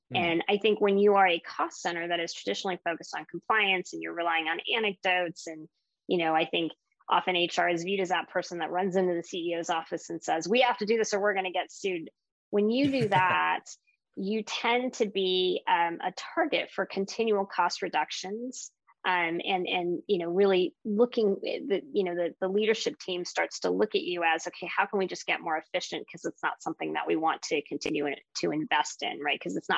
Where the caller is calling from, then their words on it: Pasadena, California, United States; I'm calling in from Pasadena, California.